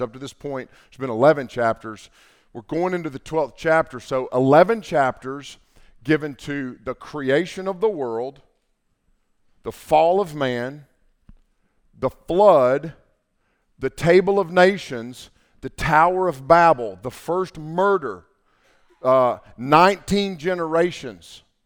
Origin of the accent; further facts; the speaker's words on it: Canton, North Carolina, United States; I grew up in Haywood County, and, uh, when I was growing up, that was a mill town.